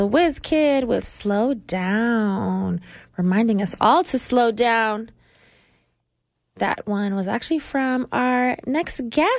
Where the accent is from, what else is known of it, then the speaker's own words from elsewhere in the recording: Canada; accent: Canadian; she's probably going to make fun of me for my Canadian accent